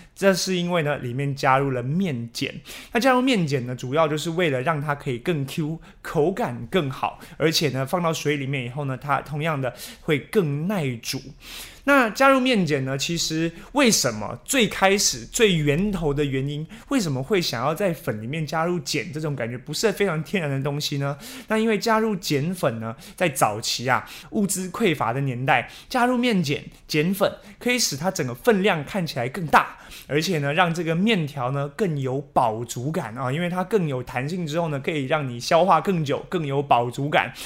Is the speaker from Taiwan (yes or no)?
yes; Taichung, Taiwan; 这时候我们台中人就会拿出秘密法宝啊